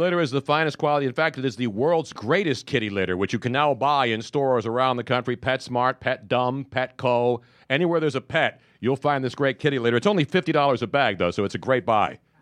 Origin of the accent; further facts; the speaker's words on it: Philadelphia, Pennsylvania, United States; moved away; also born or lived in Los Angeles; in Philly 'cause they're used to profanity back, back in my hometown